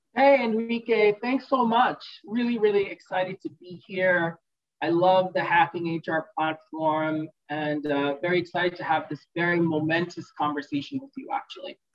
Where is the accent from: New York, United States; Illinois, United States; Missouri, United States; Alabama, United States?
New York, United States; also born or lived in Kolkata, India; when I was four years old, made the brave decision to buy two plane tickets and immigrate, just her and I, to New York. And that's where I grew up